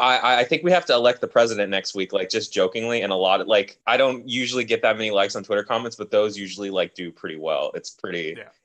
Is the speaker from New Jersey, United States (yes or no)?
no; Oakland, California, United States; I grew up in Oakland as a Black person.